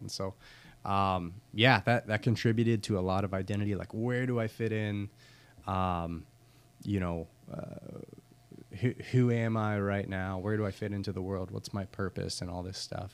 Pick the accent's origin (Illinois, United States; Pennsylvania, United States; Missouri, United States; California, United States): Pennsylvania, United States; Pittsburgh; moved away as an adult; also born or lived in Camden; now in Norfolk, United States; I'm Pittsburgh born and raised